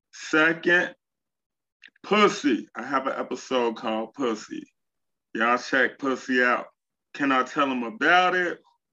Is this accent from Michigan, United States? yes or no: no; Chicago, Illinois, United States; Well, I'm from Chicago. All of the stories that you hear about Chicago, like the negativity, it's negative stuff everywhere, but it's not bad as people make it out.